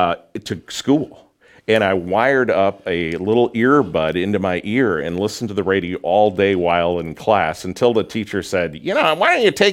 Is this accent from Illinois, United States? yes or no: yes; Waukegan, Illinois, United States; now in Peoria, United States; Waukegan, Illinois. Northeast suburb.